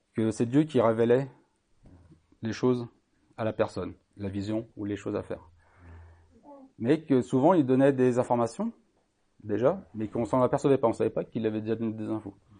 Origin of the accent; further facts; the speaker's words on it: Brittany, France; je suis né en Bretagne. J'ai 50 ans et je connais bien la Bretagne et les Bretons